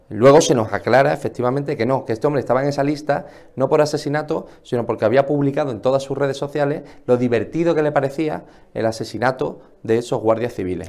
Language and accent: Spanish; Spain; lo que es nuestro como españoles